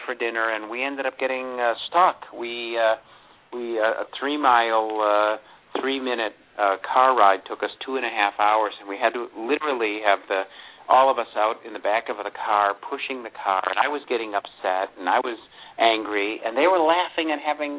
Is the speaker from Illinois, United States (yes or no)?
no; Buffalo, New York, United States; I grew up in the Buffalo area